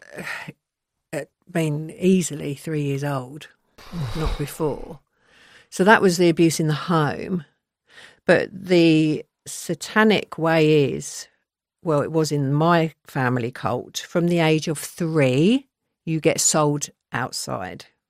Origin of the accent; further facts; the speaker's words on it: London, United Kingdom; now in Surrey, United Kingdom; I'm from Southwest London. I spent my first ten years there